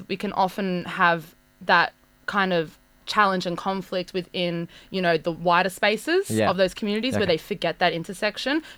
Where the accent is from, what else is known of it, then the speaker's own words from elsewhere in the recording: Campbelltown, New South Wales, Australia; I grew up in Campbelltown too